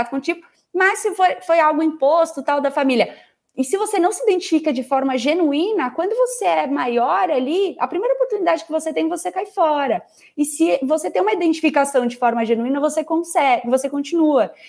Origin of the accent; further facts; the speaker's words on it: Goiás, Brazil; Eu sou goiana, em Goiânia a gente fala que não adianta só você botar o ovo, você precisa chocar.